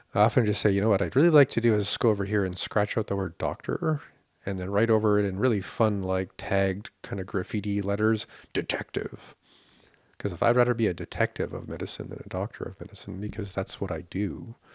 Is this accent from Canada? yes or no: yes; Canada